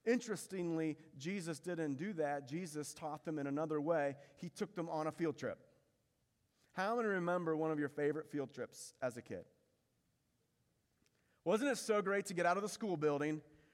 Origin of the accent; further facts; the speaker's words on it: Indiana, United States; when I was a kid growing up in Indiana.